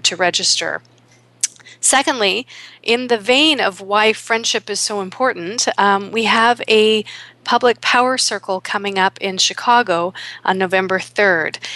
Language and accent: English; Toronto, Ontario, Canada; here in my hometown of Toronto